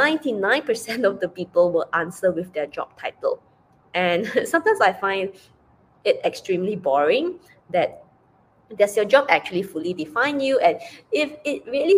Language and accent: English; Penang, Malaysia; moved away as an adult; I returned back to Penang, Malaysia, to spend time with her.